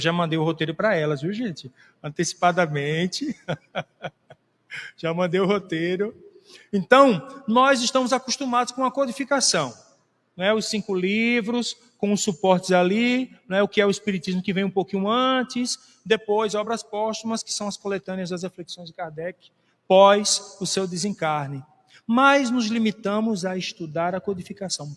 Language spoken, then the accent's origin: Portuguese; Brazil; nós brasileiros